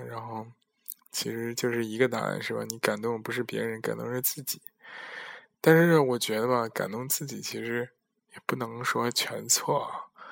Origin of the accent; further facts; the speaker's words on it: China; now in Netherlands; 我在国外和国内的这种区别